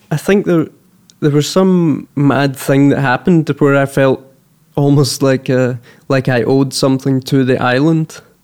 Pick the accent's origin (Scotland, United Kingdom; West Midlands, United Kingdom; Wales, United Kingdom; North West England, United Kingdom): Scotland, United Kingdom; Kerlook; now in Malmö, Sweden; I'm from Kerlook